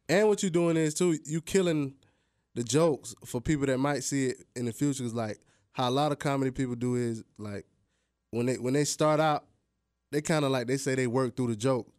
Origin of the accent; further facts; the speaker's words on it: United States; I'm an American, I'm black